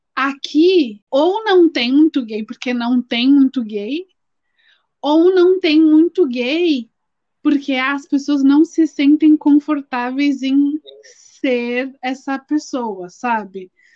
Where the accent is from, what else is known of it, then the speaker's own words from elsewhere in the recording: São Paulo, Brazil; a gente é de São Paulo